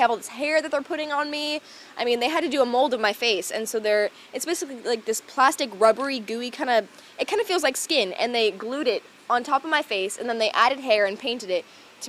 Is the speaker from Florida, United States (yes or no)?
yes; Florida, United States; We're both from Florida, too, so we both know these levels of hotness very well.